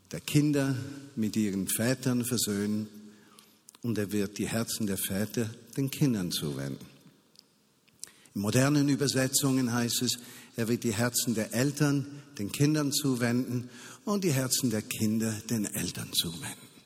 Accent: Switzerland; Und wie können wir als Schweizer in einer solchen Situation sagen, am besten schließen wir die Grenzen, das ist nicht unser Problem.

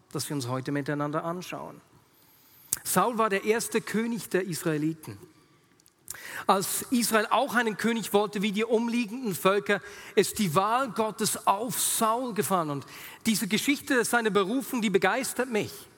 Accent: Switzerland; sagt man im Dialekt bei uns in der Schweiz

